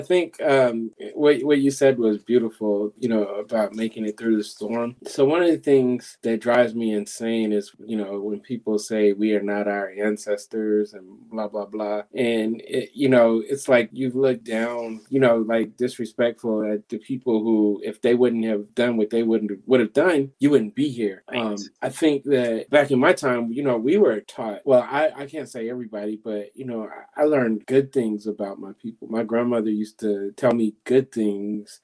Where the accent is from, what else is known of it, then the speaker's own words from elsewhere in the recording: Missouri, United States; I'm from Missouri. I live there and my family's from there